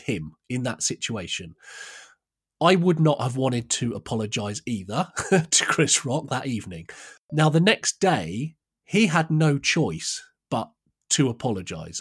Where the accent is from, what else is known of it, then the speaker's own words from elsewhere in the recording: United Kingdom; I'm British